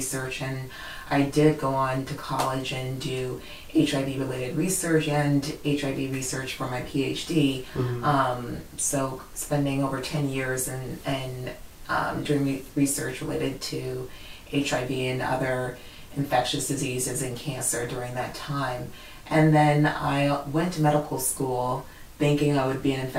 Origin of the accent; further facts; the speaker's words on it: Washington, District of Columbia, United States; I grew up in the Washington, D.C. area.